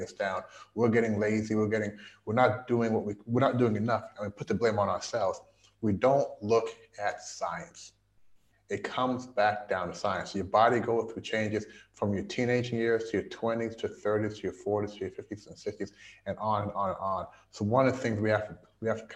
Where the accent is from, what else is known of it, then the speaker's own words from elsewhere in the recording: Louisville, Kentucky, United States; moved away as an adult; also born or lived in Canada / Washington, D.C.; now in Shanghai, China; I am a Canadian born Jamaican. I moved from Canada. Well, my parents immigrated from Jamaica to Canada. And then we all immigrated from Canada to Louisville, Kentucky back in 1980. Grew up in Louisville, Kentucky